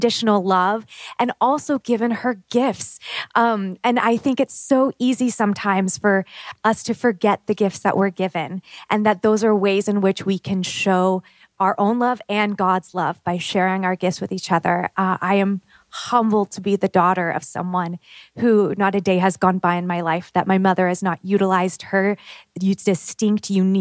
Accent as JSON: {"language": "English", "region": "Pacific Northwest", "country": "United States", "tie": "born or raised there", "moved": "as an adult", "said": "She still lives with my father in my hometown in the Pacific Northwest"}